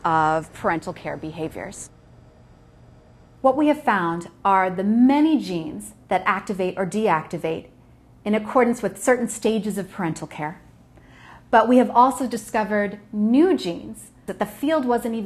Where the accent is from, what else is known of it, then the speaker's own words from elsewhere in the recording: United States; But yo soy Chicana, I'm Mexican American, and my family is very proud of their culture